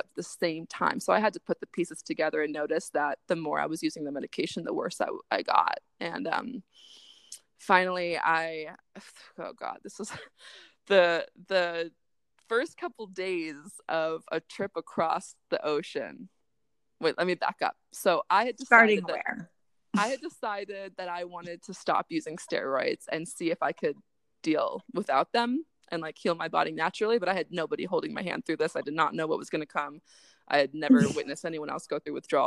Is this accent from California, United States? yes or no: yes; Chico, California, United States; my hometown, Chico